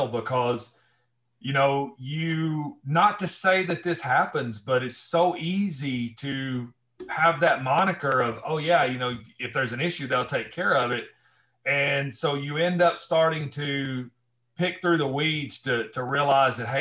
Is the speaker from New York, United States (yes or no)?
no; Northwest Alabama, United States; also born or lived in Northwest of Detroit, Michigan; now in Michigan, United States; I grew up in Northwest Alabama